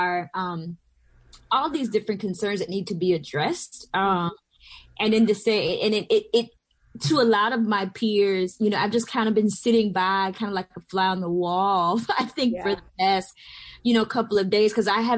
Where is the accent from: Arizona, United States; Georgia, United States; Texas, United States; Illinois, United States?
Georgia, United States; Southwest; moved away as an adult; also born or lived in Atlanta, Georgia; now in Bronx, New York, United States; I am from Georgia. I'm from Southwest Georgia originally, near the Florida border.